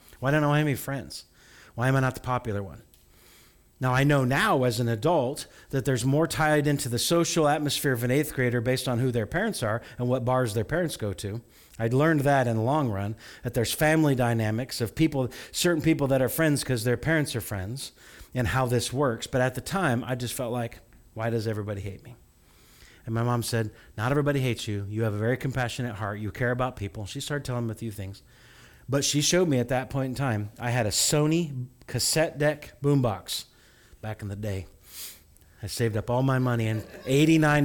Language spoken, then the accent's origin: English; Farmer City, Illinois, United States; I grew up in a small town. You know, Farmer City is the town